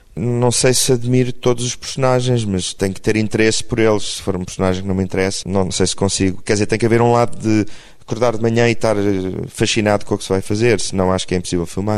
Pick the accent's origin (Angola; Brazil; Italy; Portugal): Portugal; eu sou português